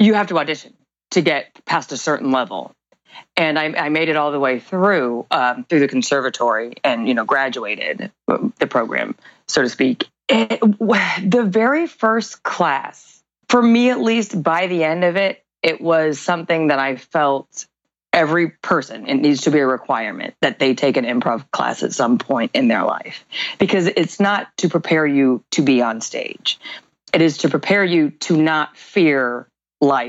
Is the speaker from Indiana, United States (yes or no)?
yes; Indiana, United States; moved away as an adult; also born or lived in New York / Chicago; now in Spain; I'm from Indiana originally